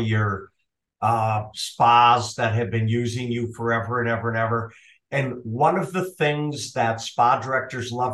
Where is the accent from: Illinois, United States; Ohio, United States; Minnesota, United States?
Minnesota, United States; accent: Minnesota; now in Arizona, United States; My Minnesota accent, living in Arizona these days